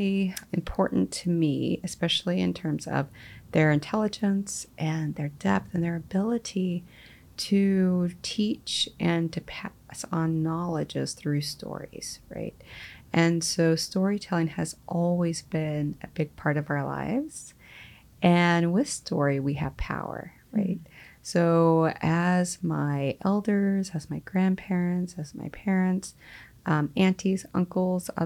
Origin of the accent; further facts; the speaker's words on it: Choctaw Nation of Oklahoma, United States; now in Washington, United States; I hail from the Choctaw Nation of Oklahoma